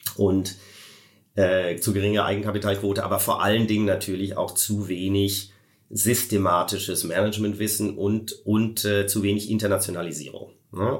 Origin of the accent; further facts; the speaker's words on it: Koblenz, Rhineland-Palatinate, Germany; Meine Heimatstadt ist nämlich Koblenz